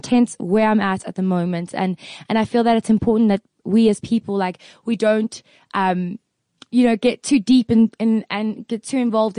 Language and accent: English; South Africa; I'm just a South African white girl